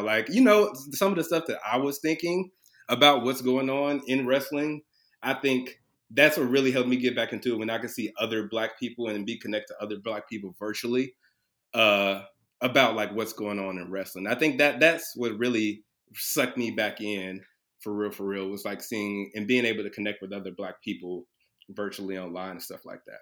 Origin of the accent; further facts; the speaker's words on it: Chicago, Illinois, United States; now in Cincinnati, United States; originally from Chicago, Illinois, uh, South Side, Chicago. Um, currently uh, in Cincinnati